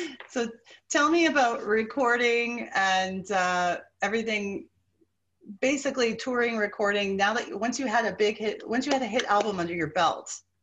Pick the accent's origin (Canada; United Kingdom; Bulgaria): Canada; I am Canadian